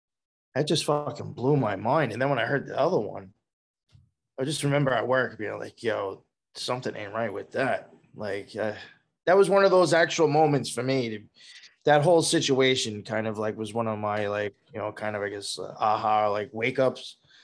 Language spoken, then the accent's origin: English; Long Island, New York, United States; accent: New York; Well, I actually grew up and spent most of my life out in Long Island.